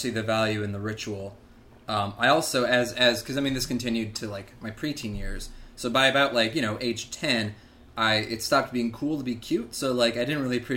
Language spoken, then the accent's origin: English; Michigan, United States; I was born and raised in Michigan, very Midwestern suburban kind of existence